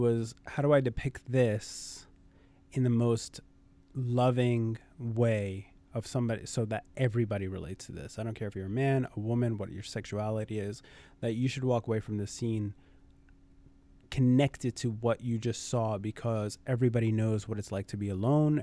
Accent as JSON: {"language": "English", "town": "New York City", "region": "New York", "country": "United States", "tie": "born or raised there", "said": "born and raised in Brooklyn"}